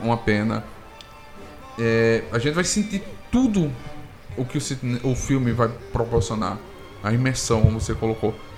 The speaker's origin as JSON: {"language": "Portuguese", "town": "Arapiraca", "region": "Alagoas", "country": "Brazil", "moved": "yes", "lives_now": "Maceió, Brazil", "said": "eu sou de Arapiraca, estou morando em Marcel"}